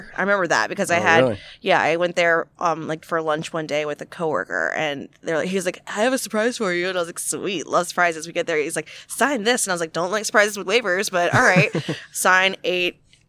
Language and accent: English; the South, United States; I'm from the South.